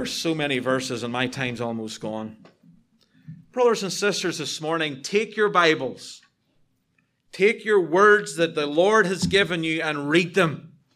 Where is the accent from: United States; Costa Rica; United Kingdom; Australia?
United Kingdom; I'm British